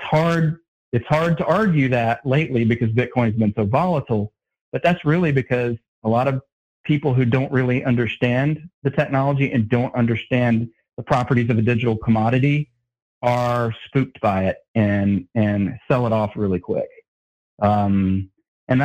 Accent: North Carolina, United States; now in Texas, United States; I'm originally from North Carolina, but I live in Texas

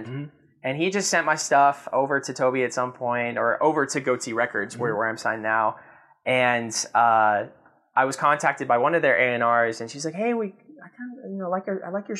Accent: the South, United States; I grew up in the South

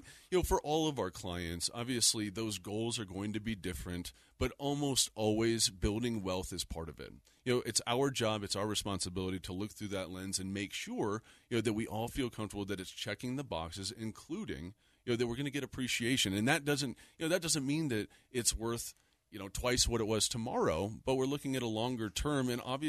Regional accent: Littleton, Colorado, United States; also born or lived in Denver, Colorado; now in Lakewood, United States; I was born and raised in Littleton.

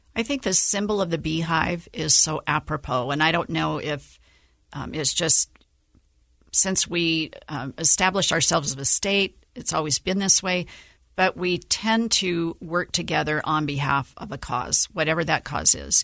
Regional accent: Antimony, Utah, United States; also born or lived in St. George, Utah; born and raised in Utah

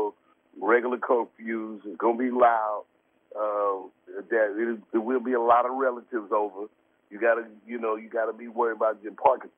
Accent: St. Louis, Missouri, United States

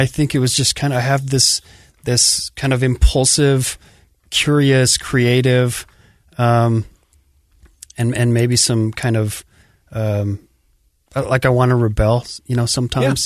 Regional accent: Sandy, Utah, United States; born or raised there; also born or lived in Farmington, Utah

